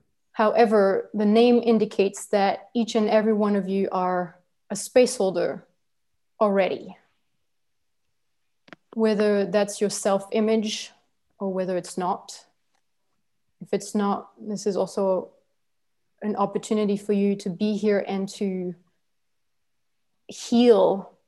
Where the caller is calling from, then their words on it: La Gomera, Canary Islands, Spain; I'm speaking now from La Gomera, which is in the Canary Islands. It is supposed to be Spanish territory. I don't consider it Spanish territory, but whatever.